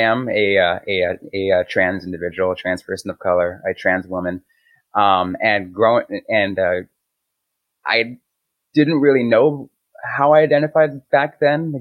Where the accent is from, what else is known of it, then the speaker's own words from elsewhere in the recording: San Jose, California, United States; I grew up in the San Francisco Bay Area in San Jose